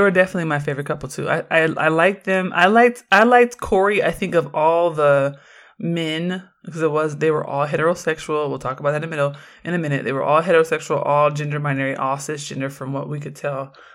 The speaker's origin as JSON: {"language": "English", "town": "Oakland", "region": "California", "country": "United States", "tie": "born or raised there", "said": "I grew up in Oakland"}